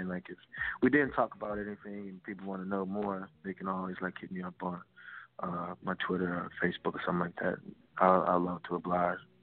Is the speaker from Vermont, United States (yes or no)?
no; Fayetteville, North Carolina, United States; I was raised in Fayetteville, North Carolina